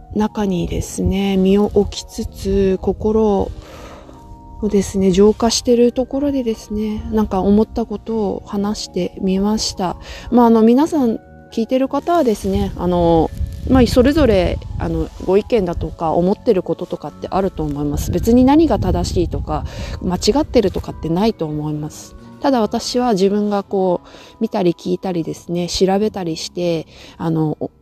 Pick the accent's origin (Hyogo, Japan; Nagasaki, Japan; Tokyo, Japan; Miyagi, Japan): Nagasaki, Japan; also born or lived in Sapporo, Japan / Sweden; 私ちょっと長崎出身なので